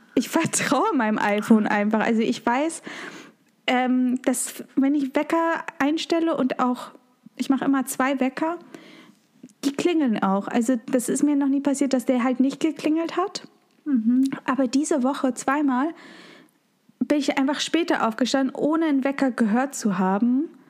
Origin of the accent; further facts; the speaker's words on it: Germany; Bei uns in Deutschland